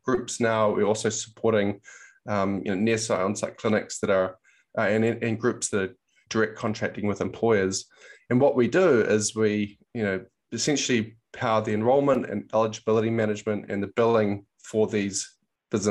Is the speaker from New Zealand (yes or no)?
yes; New Zealand; moved away as an adult; now in United States; I'm actually from New Zealand, so came over to the US in about 2009